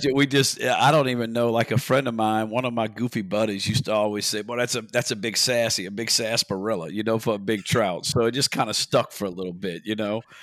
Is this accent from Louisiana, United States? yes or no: yes; Port Sulphur, Louisiana, United States; now in Belle Chasse, United States; I was born and raised in Port Sulphur, Louisiana